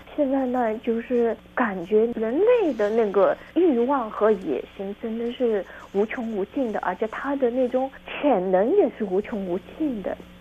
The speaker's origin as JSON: {"language": "Chinese", "region": "Shanghai", "country": "China", "tie": "born or raised there", "said": "我出生在上海"}